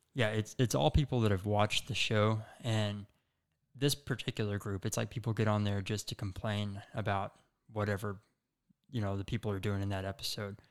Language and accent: English; Chico, Texas, United States; also born or lived in Denton, Texas; I grew up in Chico, Texas, which is a really small, um, you know, kinda country town